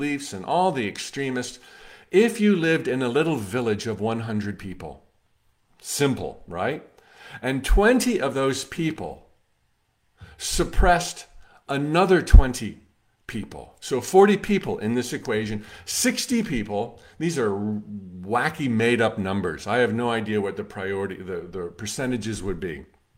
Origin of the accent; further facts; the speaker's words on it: United States; as an American